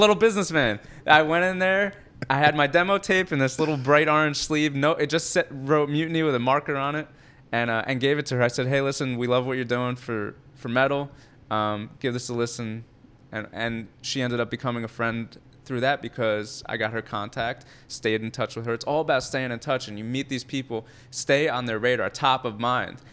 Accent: Edison, New Jersey, United States; I'm from Edison, New Jersey, so Central New Jersey

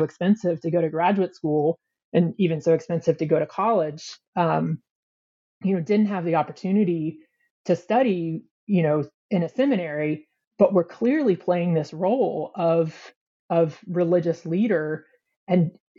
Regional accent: Georgia, United States; I grew up United Methodist in North Georgia, outside of Atlanta.

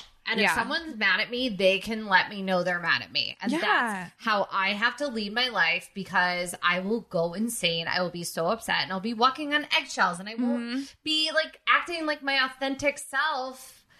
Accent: New Jersey, United States; also born or lived in California; I think I never had one because I grew up in New Jersey. But then when I was six or seven, we moved to California.

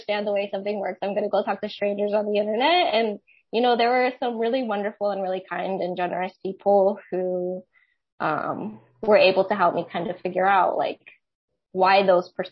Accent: Maryland, United States; moved away as an adult; now in Santa Barbara, United States; I grew up in Maryland

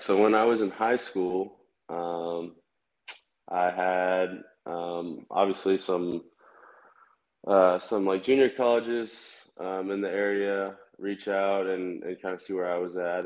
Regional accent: Kansas City, United States; I'm from Kansas City. So my favorite team uh, was definitely the Royals

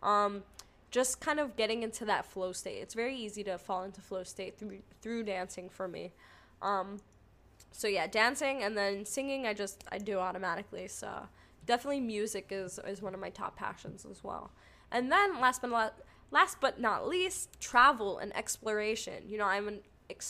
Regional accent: New York, United States; I'm from New York

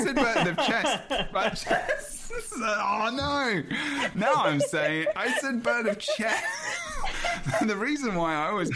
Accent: London, United Kingdom; accent: cockney; I'm very silent T because I'm from London.

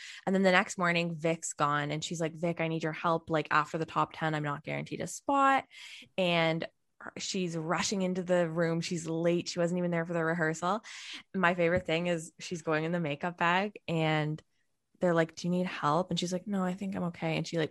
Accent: Canada; As a Canadian, cowboy hat.

